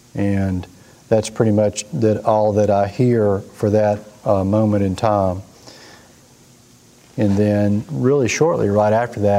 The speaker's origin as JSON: {"language": "English", "region": "Mississippi", "country": "United States", "tie": "born or raised there", "said": "we grew up in Mississippi"}